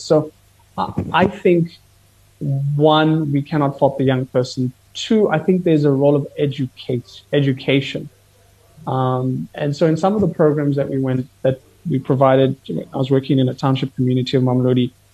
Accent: Kenya; I'm Kenyan

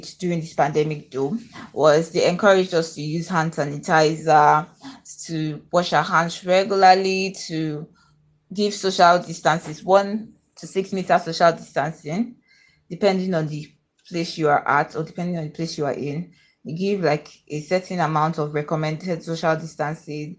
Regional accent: Akwa Ibom, Nigeria; I'm from Akwa Ibom State in Nigeria

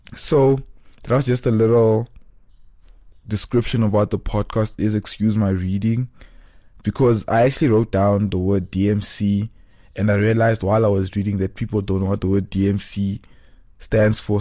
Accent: South Africa; also born or lived in Cape Town; we are in South African culture

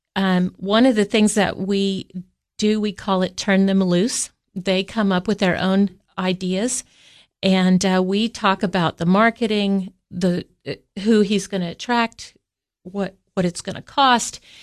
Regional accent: Kansas, United States; now in Tennessee, United States; I grew up in Kansas

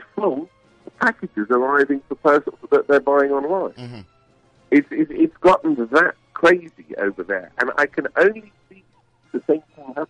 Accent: United Kingdom; moved away; As you can probably tell, my accent isn't a local one.

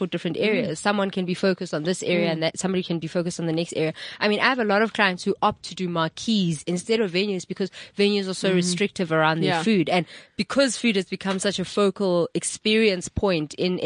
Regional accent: South Africa; as a South African

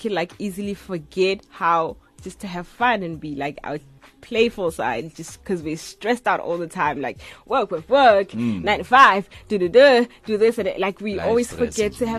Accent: Mothutlung, North West, South Africa; I'm from Northwest in Mututlung.

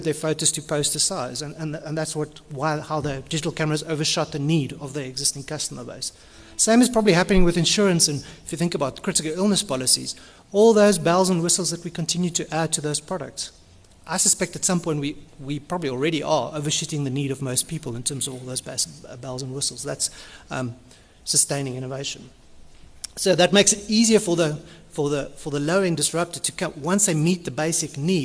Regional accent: Cape Town, Western Cape, South Africa; I'm from Cape Town

